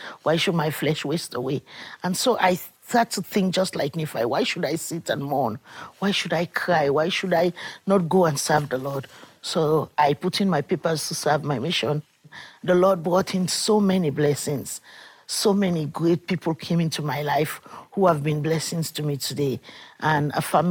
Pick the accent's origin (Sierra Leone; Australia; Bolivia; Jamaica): Sierra Leone; I come from Sierra Leone, and my country had a war for 12 years